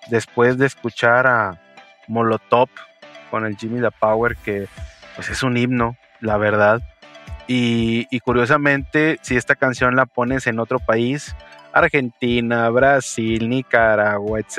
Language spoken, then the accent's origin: Spanish; Mexico